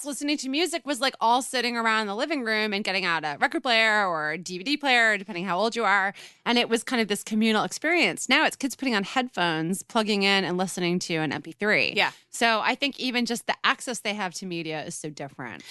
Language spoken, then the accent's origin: English; Westchester, New York, United States; also born or lived in Brooklyn; where I grew up in Westchester, there was a tradition